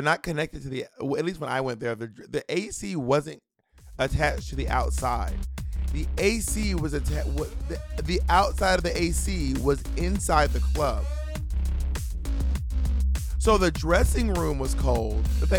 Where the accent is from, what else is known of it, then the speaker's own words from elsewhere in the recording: Atlanta, Georgia, United States; also born or lived in Columbus / LaGrange; And I am from Atlanta, but we're from Georgia, but I don't. Well, I don't know if you know this. I was actually born in Columbus.